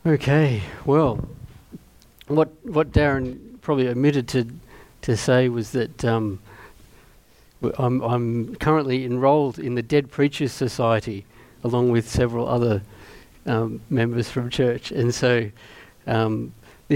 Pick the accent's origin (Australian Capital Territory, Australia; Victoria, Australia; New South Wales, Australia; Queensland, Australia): New South Wales, Australia; Mittagong; growing up in Mittagong.